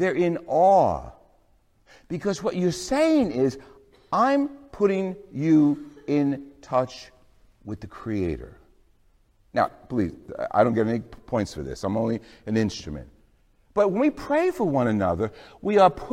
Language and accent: English; New Jersey, United States; I'm from New Jersey